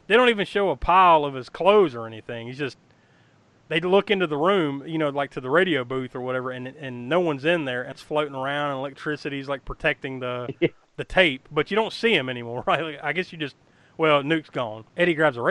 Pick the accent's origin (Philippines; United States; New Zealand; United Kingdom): United States; the Carolinas; growing up in the Carolinas